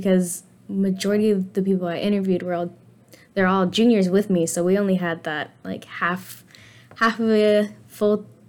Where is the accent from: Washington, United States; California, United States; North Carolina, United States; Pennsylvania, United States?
Washington, United States; Lynnwood; I've lived around Seattle up north in Lake Linwood, the 425, 206. I've been there my whole life.